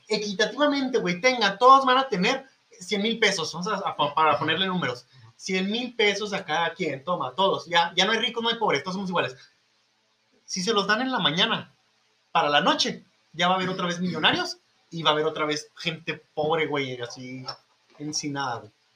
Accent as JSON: {"language": "Spanish", "country": "Mexico"}